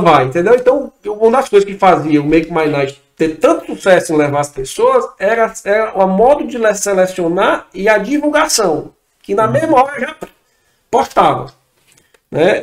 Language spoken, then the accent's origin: Portuguese; Fortaleza, Ceará, Brazil; sou de Fortaleza